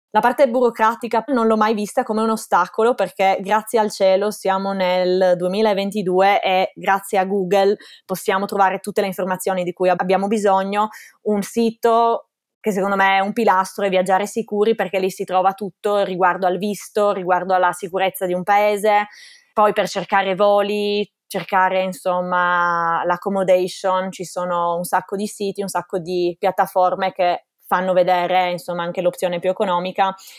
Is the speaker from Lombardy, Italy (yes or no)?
no; Gorizia, Friuli-Venezia Giulia, Italy; moved away as an adult; also born or lived in Ontario, Canada; now in Austria; Io sono originaria del Friuli, di Gorizia. Vivo sul confine, proprio a 5 minuti dalla Slovenia, infatti sono bilingue dalla nascita